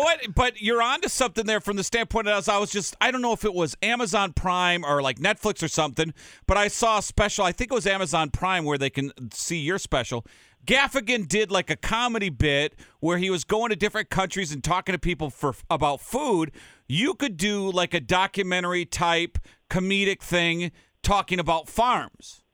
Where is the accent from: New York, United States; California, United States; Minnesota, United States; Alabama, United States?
Minnesota, United States; Saint Paul; I grew up in St. Paul